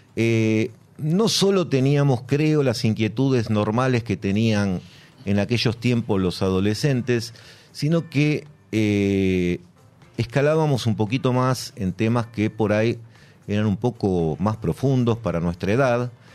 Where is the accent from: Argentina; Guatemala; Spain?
Argentina; Buenos Aires; nací y me nací no, pero me crié en Almagro